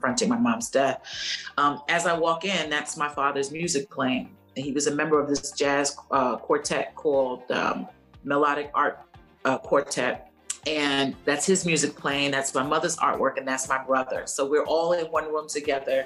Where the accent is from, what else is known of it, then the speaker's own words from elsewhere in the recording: New York City, New York, United States; I grew up on the South Side of Williamsburg, at Williamsburg, Brooklyn.